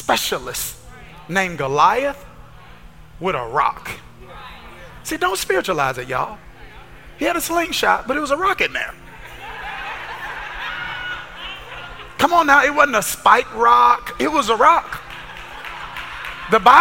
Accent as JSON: {"language": "English", "town": "Kilmichael", "region": "Mississippi", "country": "United States", "tie": "born or raised there", "said": "where I grew up in Kilmichael, Mississippi"}